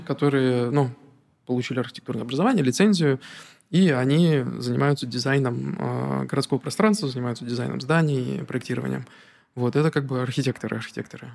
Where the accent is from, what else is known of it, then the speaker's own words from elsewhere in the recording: Narva, Ida-Viru County, Estonia; also born or lived in Petropavlovsk-Kamchatsky, Russia; мы переехали в Нарву, когда мне был буквально годик, то uh-huh. для меня как бы uh-huh. мой родной город все-таки Нарва.